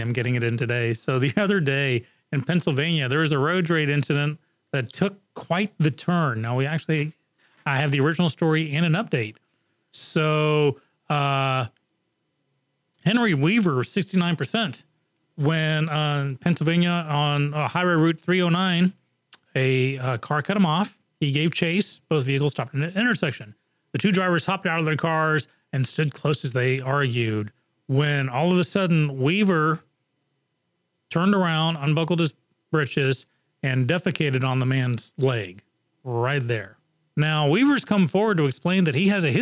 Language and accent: English; England, United Kingdom; moved away; I grew up on soccer in England.